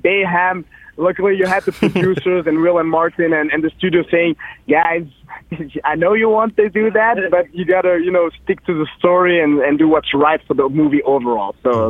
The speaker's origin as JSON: {"language": "English", "country": "Belgium", "said": "we're from Belgium."}